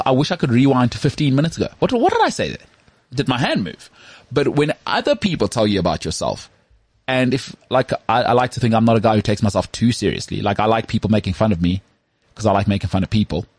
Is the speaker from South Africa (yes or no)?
yes; South Africa; accent: Model C; I've got such a locked-in Model C accent.